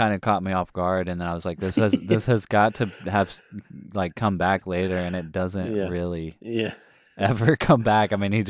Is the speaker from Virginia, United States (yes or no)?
no; Texas, United States; accent: southern; I am from Texas, and if you can't tell, a southerner